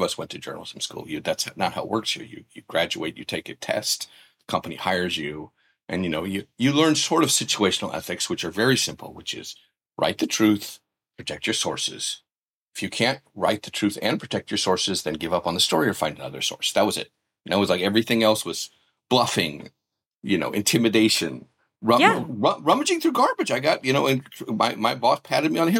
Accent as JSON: {"language": "English", "town": "Columbia", "region": "Missouri", "country": "United States", "tie": "born or raised there", "also_born_or_lived": "Japan", "moved": "yes", "said": "my hometown newspaper, which is the Columbia Daily Tribune"}